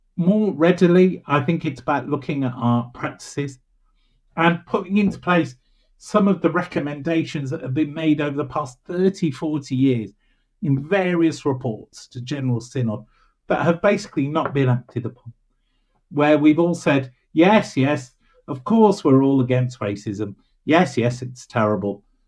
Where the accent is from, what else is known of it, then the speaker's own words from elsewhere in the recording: Birmingham, West Midlands, United Kingdom; I'm really from Birmingham